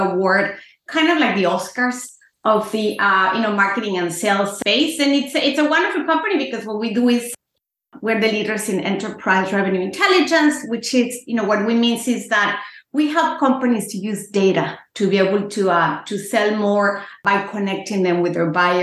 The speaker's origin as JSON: {"language": "English", "region": "Mexico City", "country": "Mexico", "tie": "born or raised there", "also_born_or_lived": "Tokyo, Japan", "moved": "as an adult", "lives_now": "United States", "said": "I'm born in Mexico City. My mom's Spanish. My father is Mexican. I grew up in Mexico in a Japanese school, actually"}